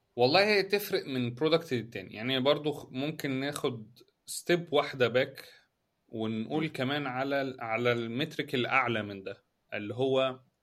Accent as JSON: {"language": "Arabic", "country": "Egypt", "said": "احنا عندنا في مصر"}